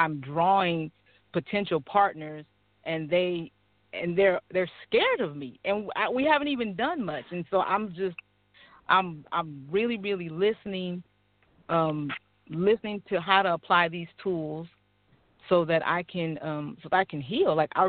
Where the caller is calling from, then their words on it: Sacramento, California, United States; I'm calling from Sacramento.